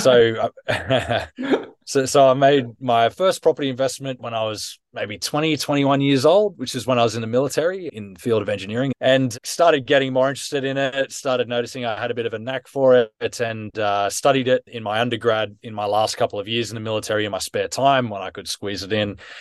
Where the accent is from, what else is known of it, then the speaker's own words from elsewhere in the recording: Australia; now in United Kingdom; I was born and raised in Australia.